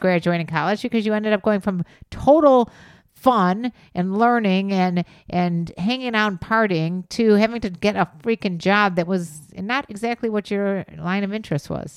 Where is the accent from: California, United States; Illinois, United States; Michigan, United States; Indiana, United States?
Illinois, United States; Chicago; accent: Chicago